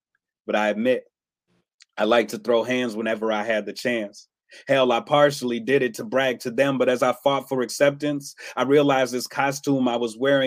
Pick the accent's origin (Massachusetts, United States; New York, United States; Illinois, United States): Illinois, United States; Chicago; now in Madison, United States; I hail from Madison, Wisconsin, by way of Chicago, Illinois. I was born there. I live here